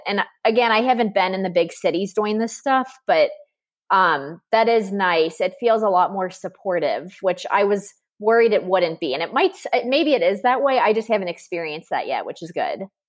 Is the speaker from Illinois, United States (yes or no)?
no; Cincinnati, Ohio, United States; I'm from Cincinnati